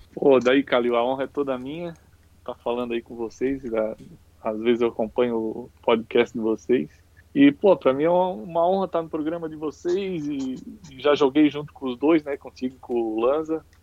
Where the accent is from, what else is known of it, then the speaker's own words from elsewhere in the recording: Penha, Santa Catarina, Brazil; eu moro, sempre morei a minha vida toda aqui em Penha, né? É a cidade pequena, então sempre fui criado com bastante liberdade